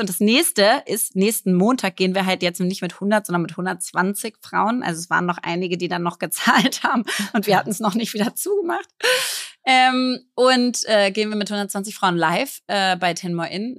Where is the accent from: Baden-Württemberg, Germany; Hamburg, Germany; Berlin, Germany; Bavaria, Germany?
Berlin, Germany; ich bin ja jetzt 35 und ich bin Berlinerin